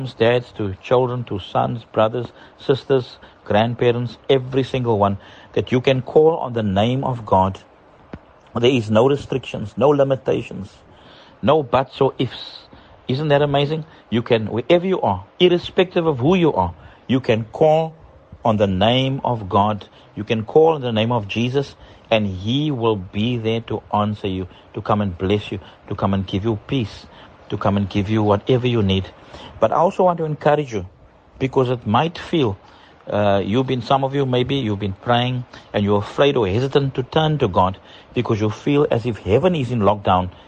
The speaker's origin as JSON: {"language": "English", "country": "South Africa", "moved": "as an adult", "lives_now": "Dar es Salaam, Tanzania", "said": "My family and myself, we are from South Africa and we're residing in Tanzania"}